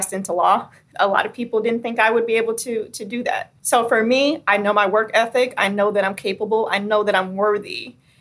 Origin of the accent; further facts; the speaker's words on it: Michigan, United States; my hometown